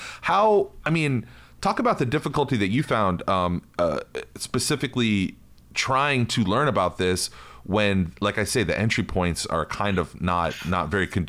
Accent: New York, United States; I'm Puerto Rican, I grew up in New York

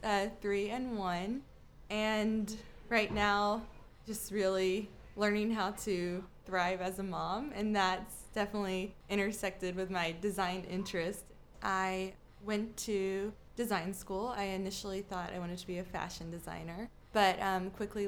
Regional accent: South Georgia, United States; Since I grew up in South Georgia, throughout middle school and high school

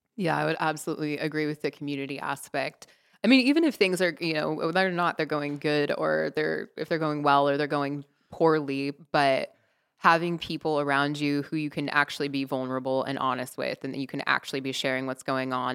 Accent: Seattle, Washington, United States; moved away as an adult; also born or lived in Uganda; being from Seattle originally

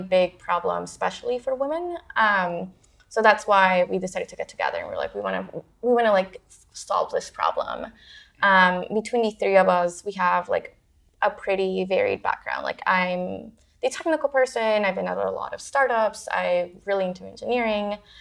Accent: Houston, Texas, United States; moved away as an adult; also born or lived in Parral, Chihuahua, Mexico / Ciudad Juárez, Chihuahua, Mexico; now in San Francisco, United States; I was born in uh, Parral, Chihuahua, um, and grew up in Juarez. So I think part of me has always, you know, I, I, was like a border. I grew up around the border, so the United States was always really close to mm-hmm. me. Um, and then my family moved to the United States to Houston, Texas, when I was nine

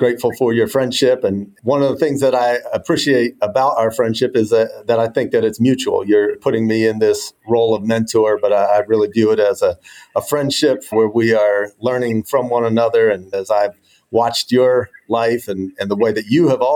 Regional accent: New Jersey outside of Philadelphia, United States; moved away as an adult; also born or lived in Mobile, Alabama; now in Durham, United States; I grew up in New Jersey outside of Philadelphia

